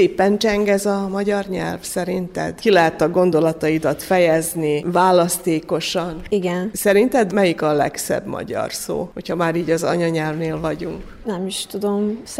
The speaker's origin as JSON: {"language": "Hungarian", "country": "Hungary", "said": "és hogy én magyar vagyok, mert én nagyon szeretem az ilyen magyar hagyományokat, és én büszke vagyok, hogy magyarnak születtem."}